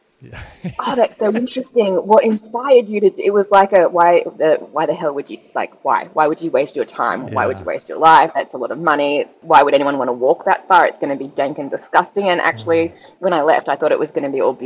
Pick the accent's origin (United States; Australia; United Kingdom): Australia; I am a Australian adventurer